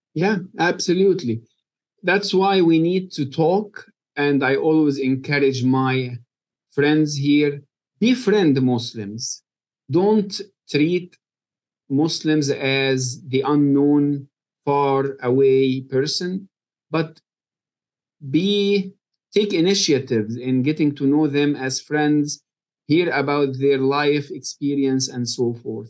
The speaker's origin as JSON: {"language": "English", "country": "Egypt", "tie": "born or raised there", "moved": "as an adult", "lives_now": "Kentucky, United States", "said": "I was born and raised in Egypt"}